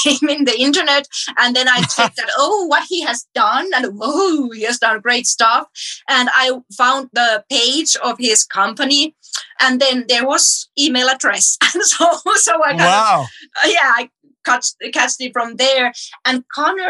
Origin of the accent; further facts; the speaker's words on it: Finland; from Finland